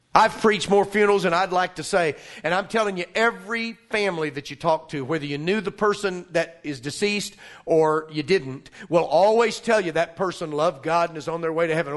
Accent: Arkansas, United States; I'm from Arkansas

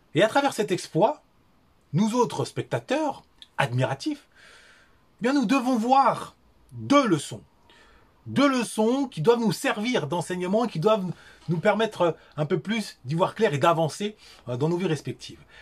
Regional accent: Paris, Île-de-France, France; Je suis né, j'ai grandi à Paris

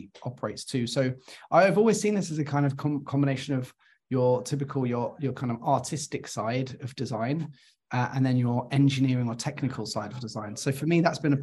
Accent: London, United Kingdom; also born or lived in Cardiff, Wales; I went back to London, which is my hometown

